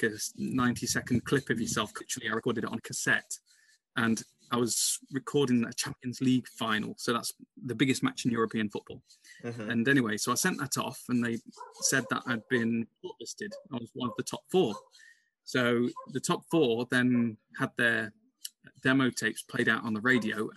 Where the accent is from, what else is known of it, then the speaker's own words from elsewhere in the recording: Burton upon Trent, West Midlands, United Kingdom; moved away as an adult; also born or lived in Leeds / London; Burton Albion, my hometown club